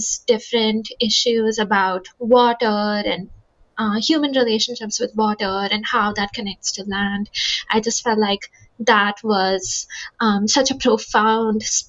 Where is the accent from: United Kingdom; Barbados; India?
India; now in United States; I grew up in India